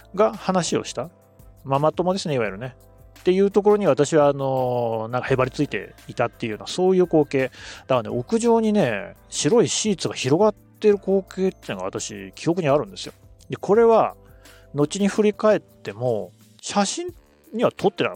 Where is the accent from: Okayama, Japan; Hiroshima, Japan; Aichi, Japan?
Aichi, Japan; Nagoya; also born or lived in Ichinomiya, Aichi / Yokohama / Tokyo; 私の人格形成に影響を最も与えた土地も名古屋なので